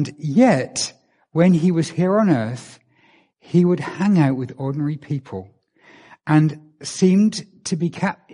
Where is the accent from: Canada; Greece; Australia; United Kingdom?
United Kingdom; England; moved away; I'm from England